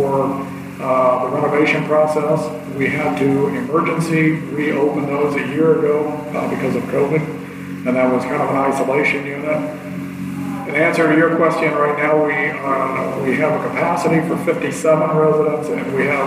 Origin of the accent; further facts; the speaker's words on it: Kalona, Iowa, United States; I was born and raised in Kelowna. I grew up down the street from where I work